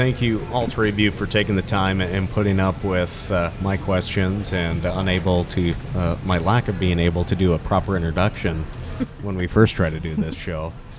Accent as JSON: {"language": "English", "region": "Montana", "country": "United States", "said": "we ranch on the Fort Belknap Indian Reservation. I have a unique perspective, and I'm from Montana."}